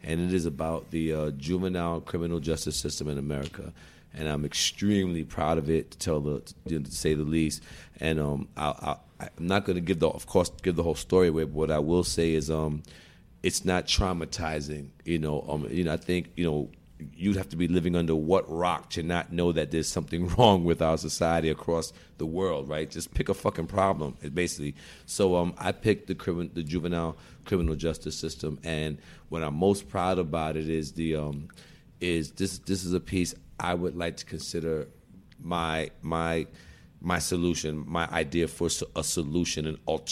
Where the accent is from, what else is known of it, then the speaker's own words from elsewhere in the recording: New York City, New York, United States; I'm born and raised in Brooklyn